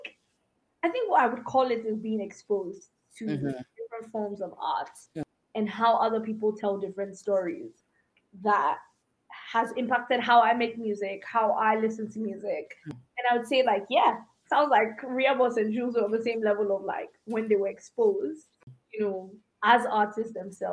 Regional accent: Ghana; I mean, I grew up in Ghana.

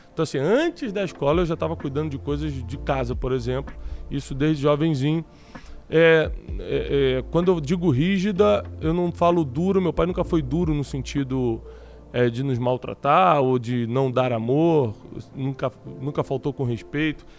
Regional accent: Rio de Janeiro, Brazil; moved away as an adult; also born or lived in Corumbá, Mato Grosso do Sul; Meus pais são cariocas, então eu nasci, fiquei, sei lá, quatro, cinco meses em Corumbá e já voltei para o Rio e fui criado no Rio de Janeiro a minha vida toda

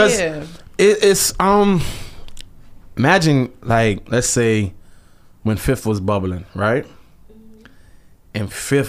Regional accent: New York City, New York, United States; Brooklyn, Canarsie, Flossie, I'm from Brownsville.

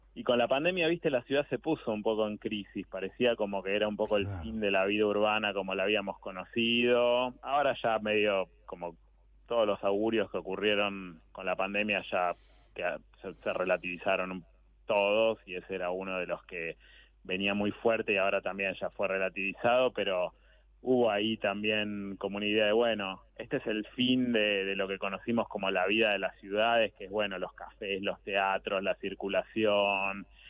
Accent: Buenos Aires, Argentina; yo soy urbano plenamente de Buenos Aires

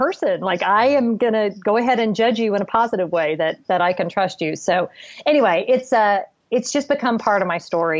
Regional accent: Southern California, United States; I grew up in Southern California

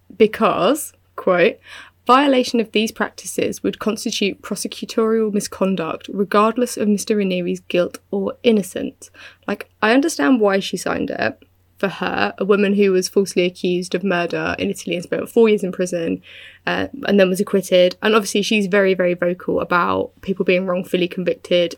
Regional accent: United Kingdom; I'm British

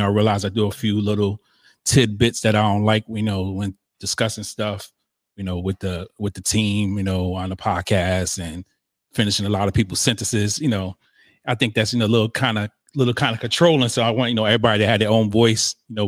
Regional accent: Northeast, United States; we're from the East. I mean, up North

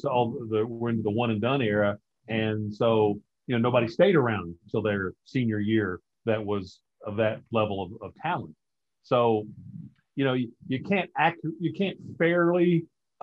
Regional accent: Paris, Kentucky, United States; growing up in Paris, we had Claiborne Farm, very famous thoroughbred farm

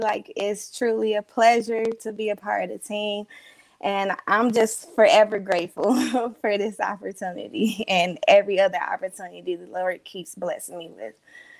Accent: Detroit, Michigan, United States; also born or lived in Flint, Michigan; I'm born in Flint, Michigan, but I grew up in Detroit.

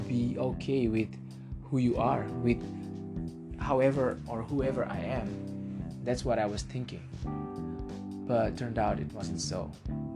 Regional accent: Indonesia; English is a second language; I'm from Indonesia. I don't always speak English every day

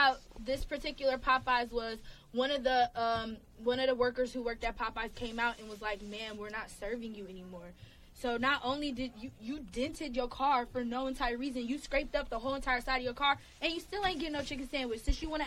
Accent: Atlanta, Georgia, United States; I'm from Atlanta, we're from the South

